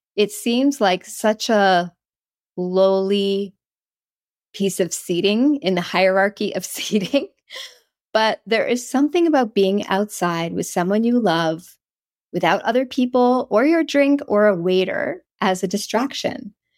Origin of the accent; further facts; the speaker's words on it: East Coast of Canada, Canada; moved away; I grew up on the East Coast of Canada